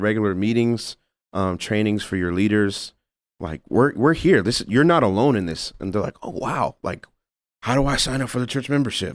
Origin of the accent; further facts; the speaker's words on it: Lacey, Washington, United States; also born or lived in British Columbia, Canada; Raised in Lacey, Washington